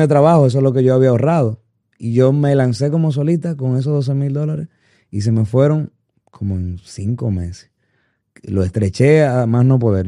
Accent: Santo Domingo, Distrito Nacional, Dominican Republic; moved away; also born or lived in Miami, United States; yo viví 10 años fuera cuando me fui de Santo Domingo. Eh, porque mis padres perdieron un trabajo allá y, en busca de una mejoría, pues nos mudamos para Miami y duré 10 años, pero yo siempre añoré regresar a Santo Domingo

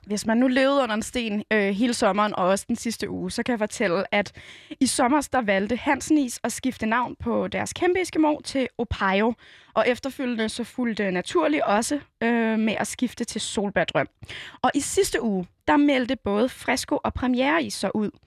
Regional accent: Copenhagen, Capital Region of Denmark, Denmark; jeg var fra Nørrebro

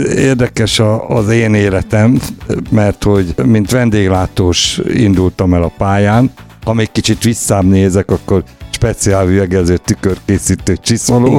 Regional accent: Gyoma, Békés, Hungary; moved away; also born or lived in Lake Balaton / Balatonfüred / Gyula; visszakerültem, ahol születtem, Gyomára

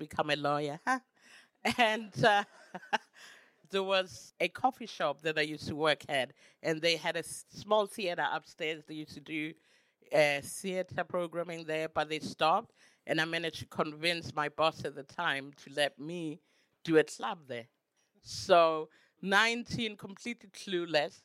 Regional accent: Soweto, Gauteng, South Africa; now in Berlin, Germany; I grew up in Soweto

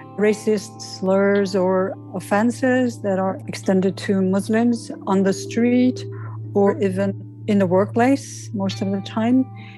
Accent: Algeria; now in Paris, France; I'm an Algerian French citizen living in France. I'm speaking from Paris

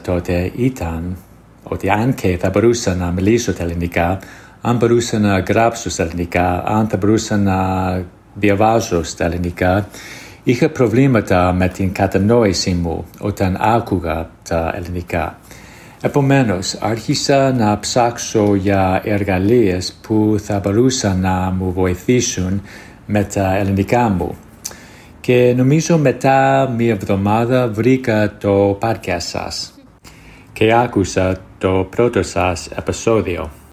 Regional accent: United States; Greek is a second language; είμαι από την Αμερική

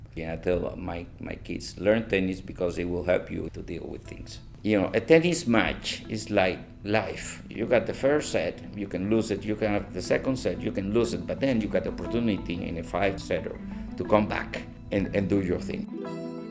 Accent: Costa Rica; Where are you from? And I said, Costa Rica.

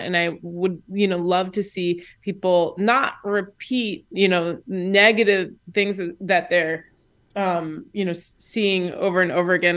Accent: Indianapolis, Indiana, United States; I'm from Indianapolis, Indiana

